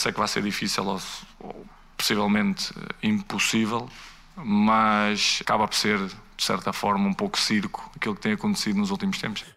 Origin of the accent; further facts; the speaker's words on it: Portugal; eu sou português